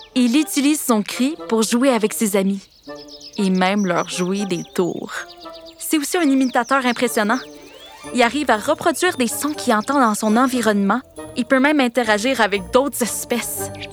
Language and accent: French; Canada; chez nous au Canada